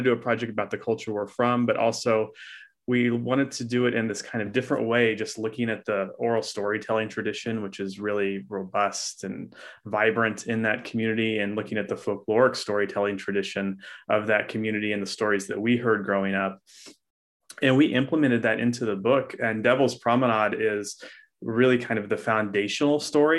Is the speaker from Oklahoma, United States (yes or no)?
yes; Oklahoma, United States; Well, both Laura and I are from the Ozark region of the United States. I'm from Eastern Oklahoma and Laura is from Missouri